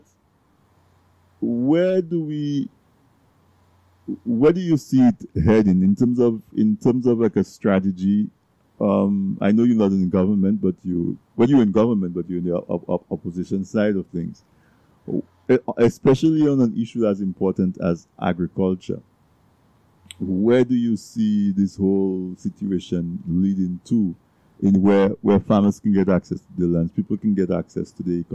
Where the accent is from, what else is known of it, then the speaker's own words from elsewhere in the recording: Castle Bruce, Saint David Parish, Dominica; I grew up in Castle Bruce